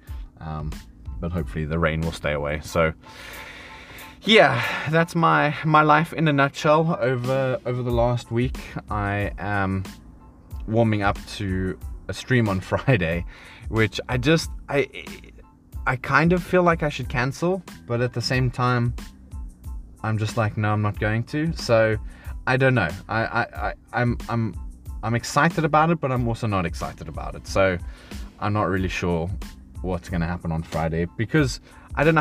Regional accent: South Africa; now in United Kingdom; as a South African

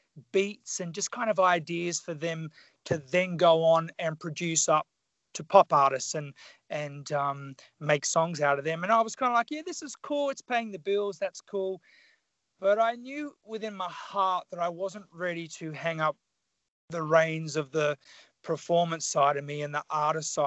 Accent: Tasmania, Australia; moved away; So I grew up in Tasmania, which is the southern state of Australia. I grew up very country

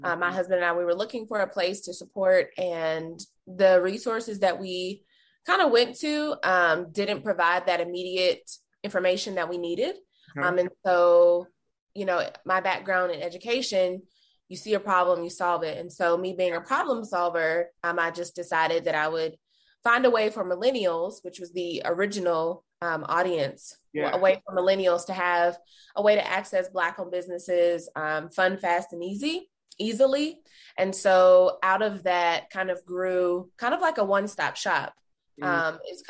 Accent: North Carolina, United States; moved away as an adult; now in Kansas City, United States; I'm originally from North Carolina. I'm a Southern girl, so sometimes I'll say, like, hey, y'all.

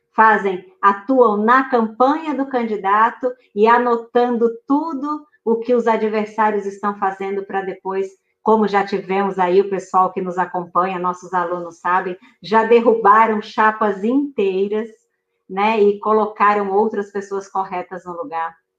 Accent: Juazeiro, Bahia, Brazil; Juazeiro, Baianíssima de Juazeiro, do lado de sua cidade, Senhor do Bonfim

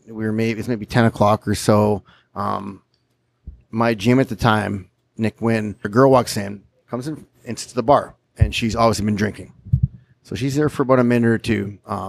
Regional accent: Winnipeg, Manitoba, Canada

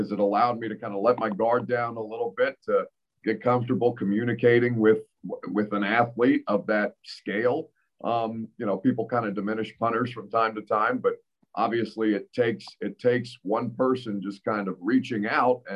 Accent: Indiana, United States; I come from Indiana

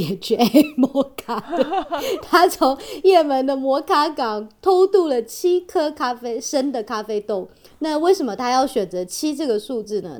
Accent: Taiwan; 我们台湾人就是比较实际一点嘛

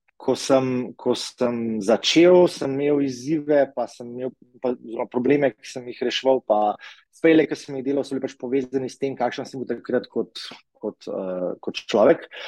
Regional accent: Tržič, Upper Carniola, Slovenia; jaz sem iz Tržiča

